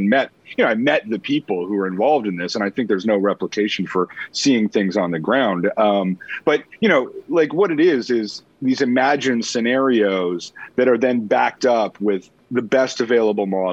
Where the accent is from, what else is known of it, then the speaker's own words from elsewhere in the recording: Canada; also born or lived in United States; being Canadian